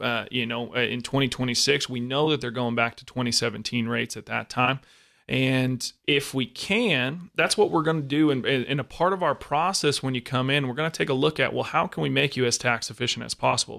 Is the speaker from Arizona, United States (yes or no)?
yes; Arizona, United States; We're both from Arizona